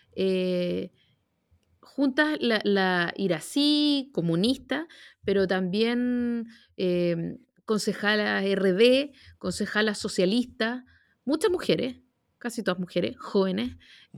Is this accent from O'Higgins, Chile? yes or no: no; Santiago, Santiago Metropolitan Region, Chile; Y yo que soy santiaguina de corazón, eh, me, llenó de, alegría y de orgullo como no recuerdo en Santiago. Eh, vivo en Santiago desde que nací